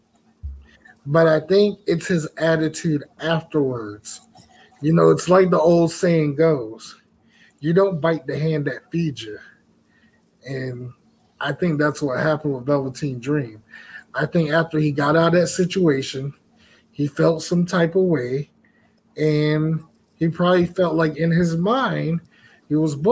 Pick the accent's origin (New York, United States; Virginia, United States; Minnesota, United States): Virginia, United States; my hometown that I live in Virginia